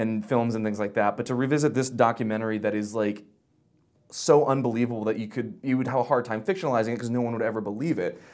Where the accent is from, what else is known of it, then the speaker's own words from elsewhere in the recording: Pensacola, Florida, United States; I grew up in Florida, but, like, the opposite end